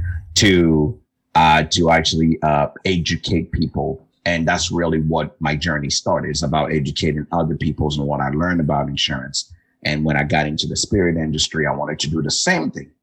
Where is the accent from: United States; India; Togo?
Togo; moved away; Originally, I was born and raised in West Africa in a small country named Togo